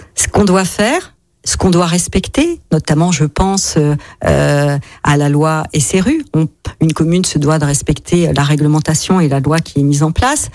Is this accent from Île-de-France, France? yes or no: no; Eastern France, Grand Est, France; also born or lived in Paris; now in Saint-Didier-au-Mont-d'Or, France; Moi, je suis originaire de l'Est de la France. Toute ma famille est lorraine. Euh, ou des Vosges ou de la Meurthe-et-Moselle